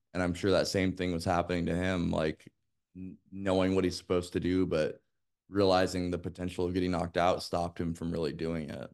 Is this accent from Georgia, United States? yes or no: no; Las Vegas, Nevada, United States; I grew up in Las Vegas